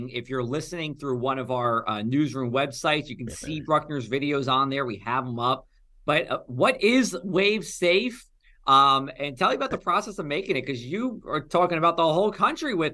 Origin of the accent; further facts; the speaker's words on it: New Jersey, United States; lives in my home state, the great garden state of New Jersey.